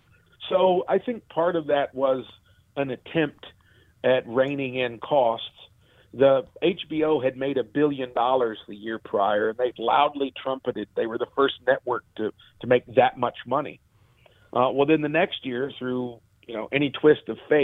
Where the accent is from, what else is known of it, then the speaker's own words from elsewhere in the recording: Murray, Kentucky, United States; moved away; my hometown in Kentucky